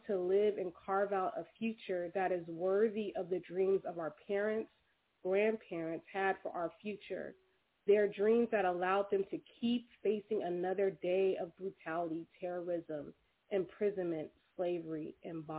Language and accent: English; Compton, California, United States; also born or lived in Los Angeles; I'm also a resident of Los Angeles, born and raised in Compton, California